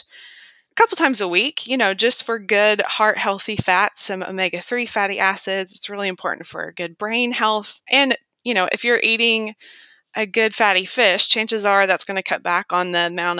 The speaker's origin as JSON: {"language": "English", "region": "the South", "country": "United States", "said": "I'm from the South"}